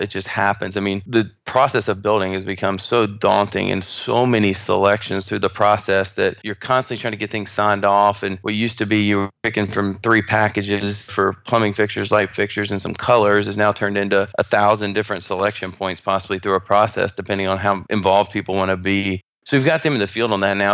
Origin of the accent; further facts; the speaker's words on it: North Carolina, United States; moved away as an adult; now in Houston, United States; I grew up in North Carolina